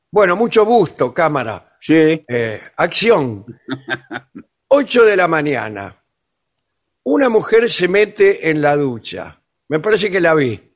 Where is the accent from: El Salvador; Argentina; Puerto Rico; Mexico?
Argentina; yo también, como argentina, ¿Usted es argentina? sí, eh, quiero decir mi palabra. Las mujeres argentinas nos depilamos si queremos.